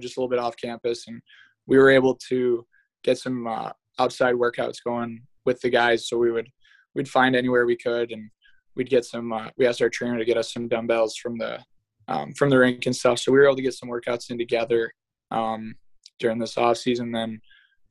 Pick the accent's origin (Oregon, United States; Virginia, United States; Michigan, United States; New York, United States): Michigan, United States; Brighton; born or raised there; also born or lived in France / Germany